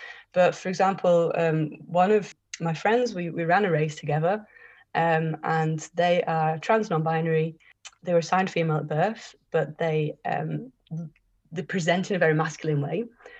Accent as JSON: {"language": "English", "town": "Liverpool", "region": "North West England", "country": "United Kingdom", "tie": "born or raised there", "said": "17 years, born and bred in Liverpool."}